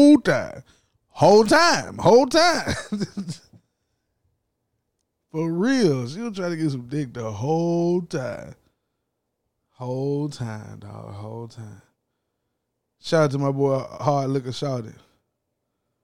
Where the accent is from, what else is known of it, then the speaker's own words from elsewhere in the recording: the South, United States; I'm from the South.